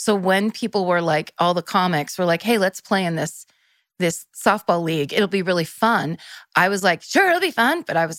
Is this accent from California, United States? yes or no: yes; Petaluma, California, United States; Northern California, from Petaluma.